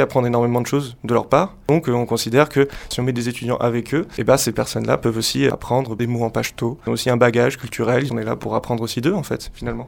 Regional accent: Bangladesh; French is a second language; moved away as an adult; now in France; je suis originaire de Bangladesh et je suis en France euh, depuis deux ans.

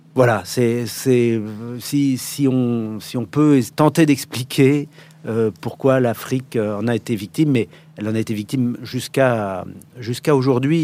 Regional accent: Paris, Île-de-France, France; also born or lived in Morocco / Ivory Coast / Vietnam; je suis né à Paris

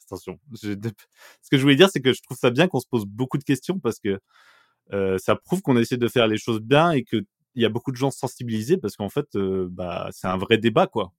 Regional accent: Bourgogne-Franche-Comté, France; moved away as an adult; j'ai grandi en Franche-Comté jusqu'à mes 20 ans

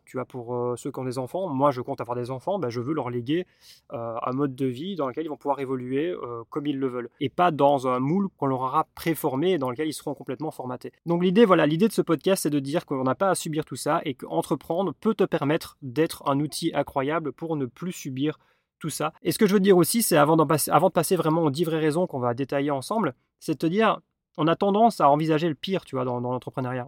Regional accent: Belgium; je suis belge

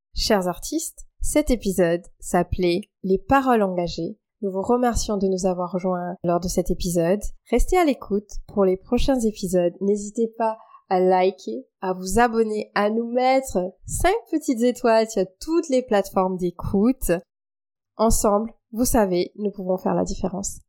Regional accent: Mauritius; now in France; quand je suis arrivée en France, parce je suis mauricienne, donc je suis arrivée de l'île Maurice

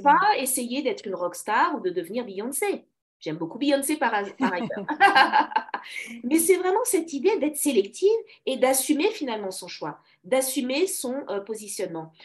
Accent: Paris, Île-de-France, France; je suis née à Paris, une vraie Parisienne, donc d'origine congolaise

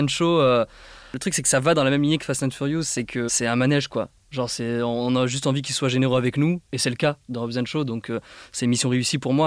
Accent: Nîmes, Occitania, France; j'ai grandi à Nîmes

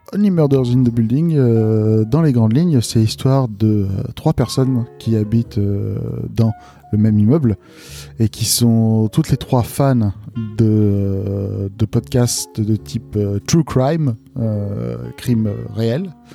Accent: Lille, Hauts-de-France, France; Je suis de Lille

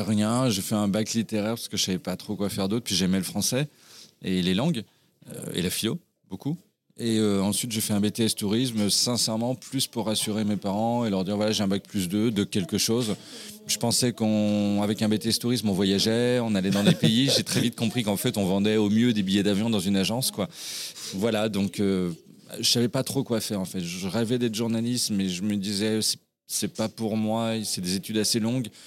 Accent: Brittany, France; also born or lived in Pessac, Gironde; j'ai fini en Bretagne à l'âge de moins d'un an et j'y ai vécu bah, finalement toute mon enfance tout toute mon adolescence

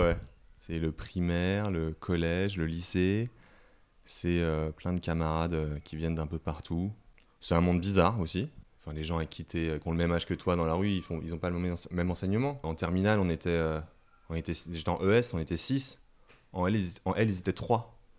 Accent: Hong Kong; moved away as an adult; now in Paris, France; j'ai habité 18 ans, toute mon enfance euh, à Hong Kong, je parle la langue

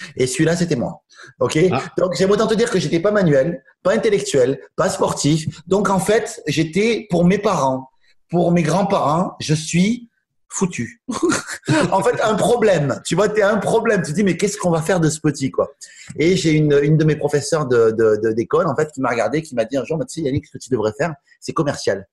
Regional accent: Toulouse, Occitania, France; je suis né à Toulouse, je suis resté à Toulouse, vraiment, tout le temps.

